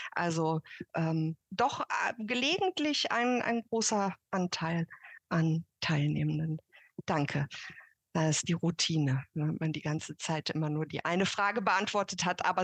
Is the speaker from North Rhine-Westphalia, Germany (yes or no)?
yes; Cologne, North Rhine-Westphalia, Germany; also ich komme ja aus Köln